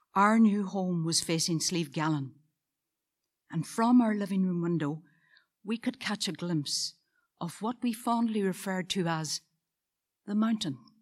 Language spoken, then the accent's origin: English; Moneymore, Northern Ireland, United Kingdom; a council house on a brand new estate in my hometown of Moneymore.